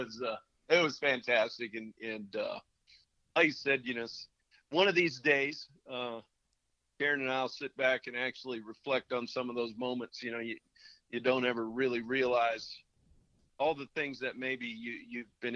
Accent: Montana, United States; growing up in Montana

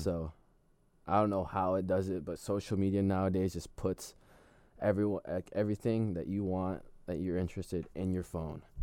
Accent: Philippines; now in United States; the Philippines, my hometown.

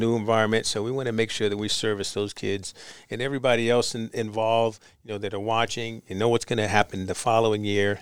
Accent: New York City, New York, United States; Born in Harlem.

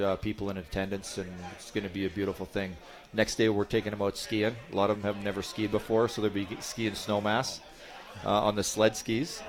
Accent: Edmonton, Alberta, Canada; now in Colorado, United States; I'm from Edmonton

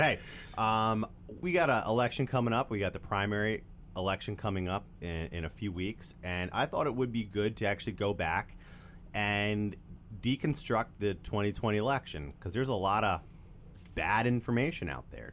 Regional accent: York, Pennsylvania, United States; York, we're from York

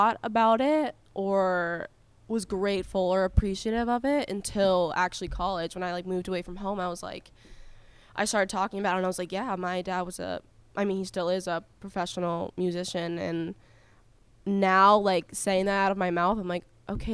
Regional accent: Canada; moved away; I'm Canadian

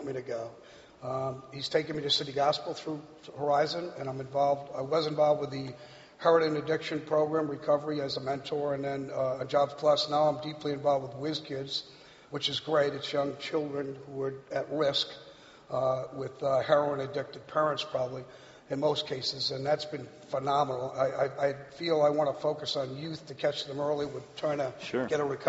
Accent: Rhode Island, United States; moved away as an adult; also born or lived in Santa Monica; now in Cincinnati, United States; I grew up on Rhode Island in the 50s

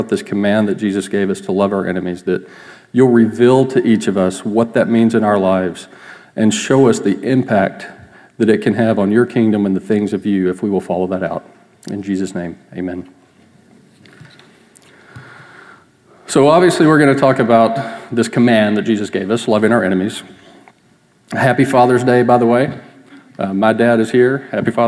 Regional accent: Texas, United States; I grew up in Texas. I've lived here most of my life

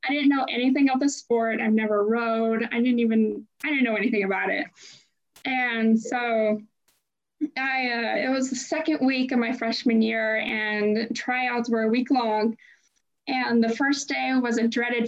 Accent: Orting, Washington, United States; I grew up in Orty, Washington, which is a small redneck town about an hour and a half south of Seattle

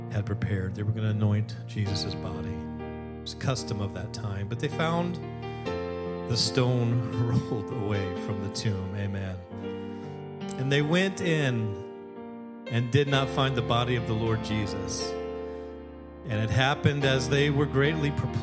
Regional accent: Alaska, United States; also born or lived in California; a kid growing up in Alaska

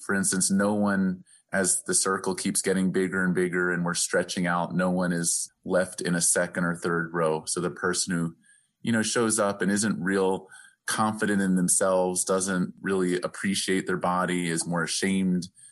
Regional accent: the East, East Coast, United States; now in Albuquerque, United States; growing up in the East

